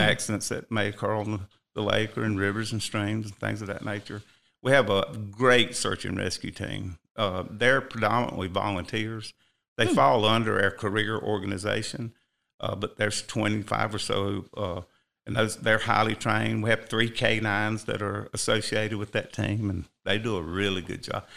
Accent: Rock Hill, South Carolina, United States; moved away as an adult; now in Cherokee County, United States; I was born and raised in Rock Hill, South Carolina.

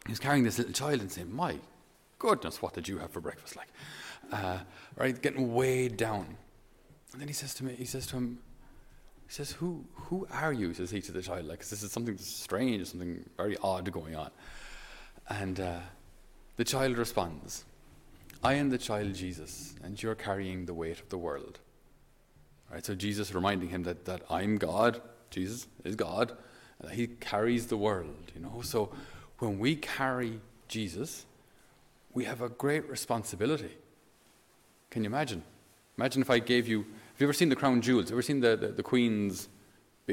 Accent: Thurles, Munster, Ireland; he studied in the seminary in my hometown in Thurles. So when I was a little boy

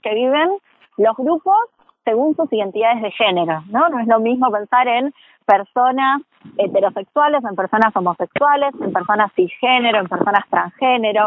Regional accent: Argentina; como sociedad argentina

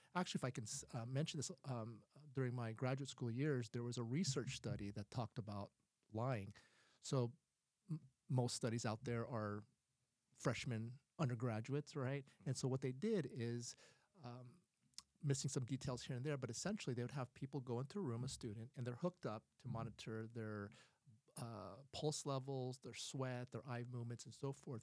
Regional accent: Ohio, United States; moved away; I grew up in Ohio

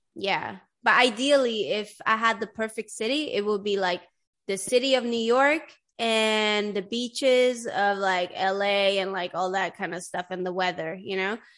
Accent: Sweden; English is a second language; moved away; everybody in Sweden knows how to speak English. Like I started learning English in like the fourth grade or something like

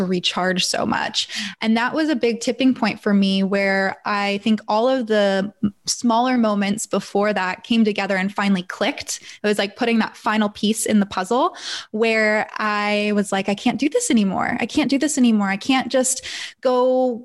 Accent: Northern LA County, California, United States; also born or lived in San Diego / Los Angeles; I'm from Northern LA County, so it's not like I moved across country

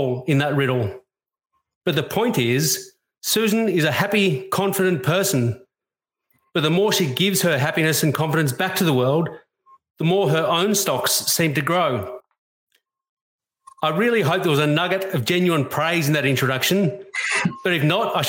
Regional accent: Australia; I love being an Australian

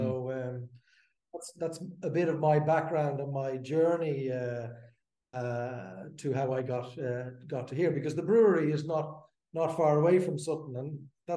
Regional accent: just outside Amsterdam, North Holland, Netherlands; moved away as an adult; now in Dublin, Ireland; I grew up in Amsterdam, just outside Amsterdam. I was born in Dublin. My mum is Irish. And very shortly after, when I was two or something, we moved to Holland, and that's where I grew up.

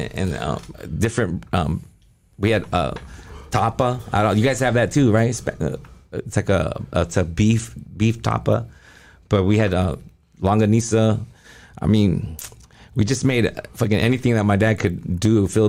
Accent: Taiwan; born there; Like, I was born in Taiwan. We were born all over the world.

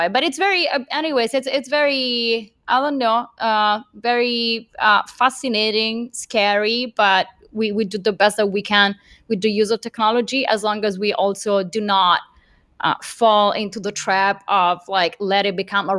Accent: Rome, Lazio, Italy; I'm from Italy. So from Rome

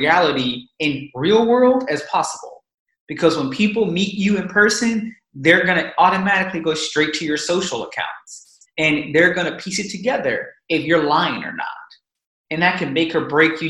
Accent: United States; Being an American

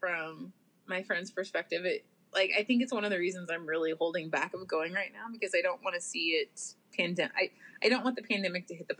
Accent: Vallejo, California, United States; I grew up just outside Vallejo

